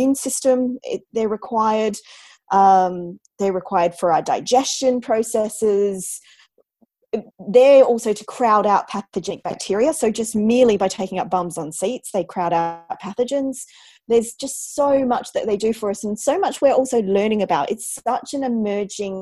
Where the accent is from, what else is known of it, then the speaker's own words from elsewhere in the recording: Australia; accent: Antipodean; moved away as an adult; now in London, United Kingdom; I'm obviously Australian